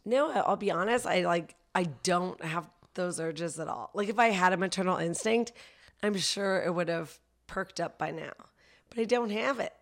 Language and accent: English; Vancouver, British Columbia, Canada; also born or lived in Toronto / Ottawa; now in Los Angeles, United States; before that, I lived in Toronto, and I'm from Vancouver, but I studied comedy in Ottawa